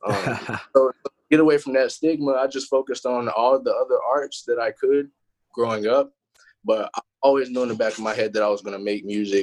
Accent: Shelby, North Carolina, United States; moved away as an adult; also born or lived in Raleigh, North Carolina; now in Florida, United States; I'm actually from Shelby, North Carolina. It's a town right outside of Charlotte, North Carolina

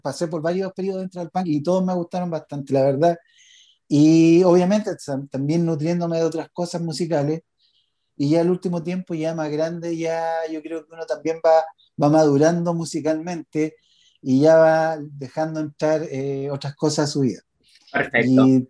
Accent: Chile; los chilenos somos más prisioneros

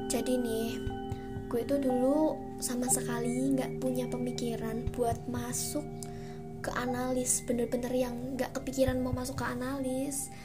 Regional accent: Surakarta, Central Java, Indonesia; dan tuh juga di Solo karena gue ini orang Solo coy

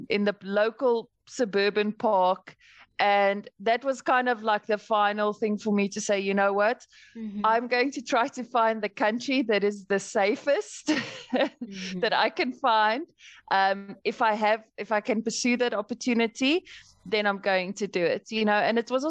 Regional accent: Johannesburg, Gauteng, South Africa; moved away as an adult; now in United Arab Emirates; I'm from South Africa originally. I'm from Johannesburg, which is sort of one of the cities, and I kind of grew up in the suburbs of Johannesburg.

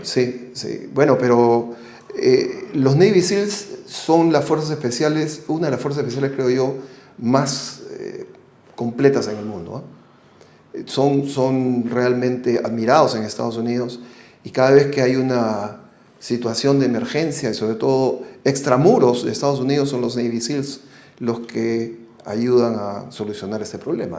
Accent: Peru; fuimos los dos oficiales peruanos

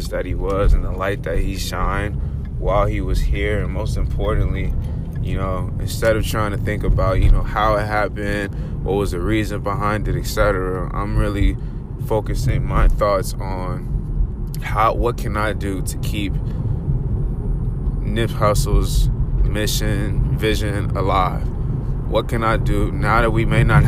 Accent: Los Angeles, California, United States; growing up in South Central

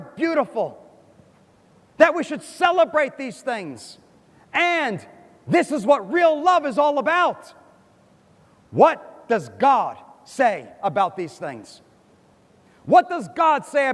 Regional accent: United States; moved away; I'm from America. I grew up in America. I went to school in America

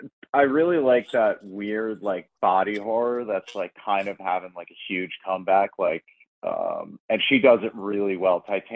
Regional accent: Long Island, New York, United States; now in Queens, United States; we're both from Long Island. I live in Queens, and, like, even, like, growing up on Long Island

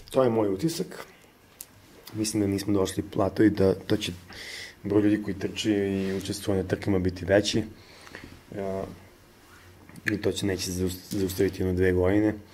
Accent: Serbia; Kod nas u Srbiji

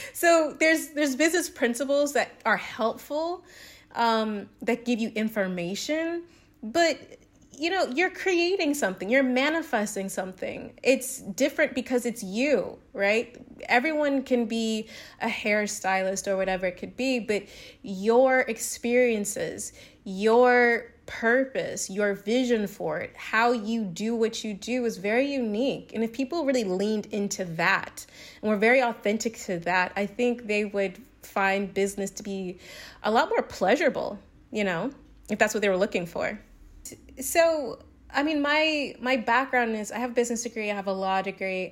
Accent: the South, United States; moved away; I'm from the South

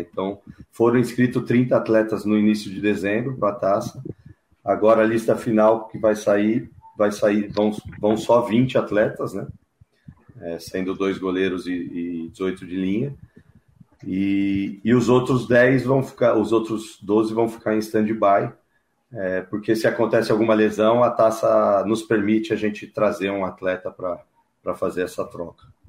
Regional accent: São Paulo, Brazil; moved away; eu sou natural de São Paulo

